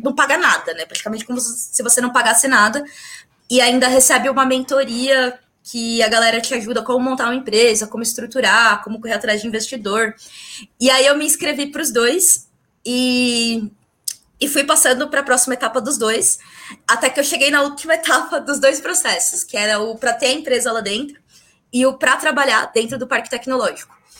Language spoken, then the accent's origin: Portuguese; São Paulo, Brazil; sou daqui de São Paulo